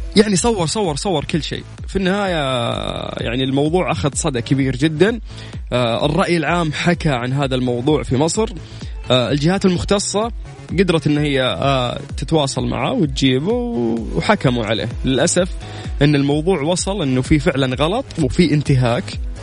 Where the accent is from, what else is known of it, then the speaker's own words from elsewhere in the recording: Saudi Arabia; عندنا في السعوديه